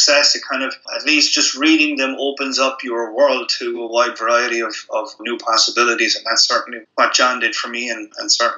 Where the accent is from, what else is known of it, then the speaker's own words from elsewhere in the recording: Limerick, Munster, Ireland; I was growing up in Limerick, Ireland